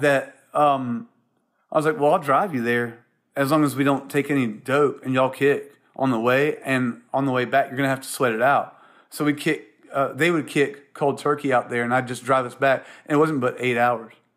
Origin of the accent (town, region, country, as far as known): South Carolina, United States; born or raised there; moved away as an adult; also born or lived in Columbia, South Carolina / Charleston, South Carolina / Seattle